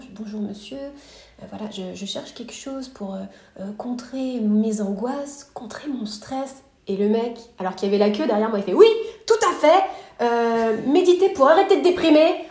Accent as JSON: {"language": "French", "area": "near Paris", "region": "Île-de-France", "country": "France", "tie": "born or raised there", "also_born_or_lived": "Montreal, Quebec, Canada / Los Angeles, United States", "moved": "as an adult", "lives_now": "Austin, United States", "said": "Je suis née à Montréal au Québec, j'ai grandi près de Paris"}